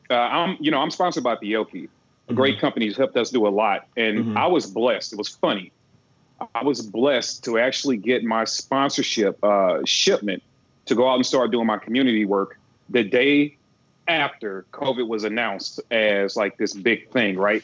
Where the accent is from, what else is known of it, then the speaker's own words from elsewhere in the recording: Midwest, United States; now in Georgia, United States; I'm from the Midwest. I'm used to the cold